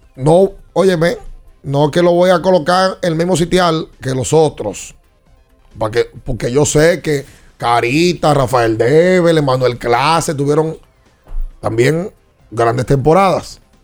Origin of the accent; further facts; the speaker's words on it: Dominican Republic; nosotros como dominicanos